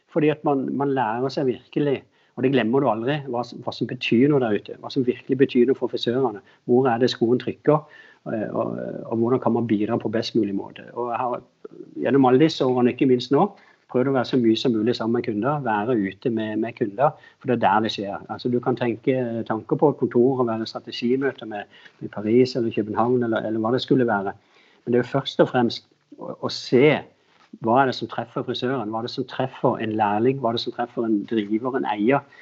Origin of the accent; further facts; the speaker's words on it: Agder, Norway; moved away as an adult; now in Oslo, Norway; Jeg flytta inn fra, fra Sørlandet da jeg var litt yngre, yngre voksen. og og jeg jobba i Loreal også mens jeg var på Sørlandet